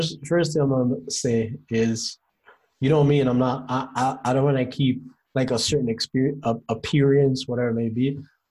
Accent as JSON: {"language": "English", "country": "United States", "said": "No, never. I think that's the best thing about being an American."}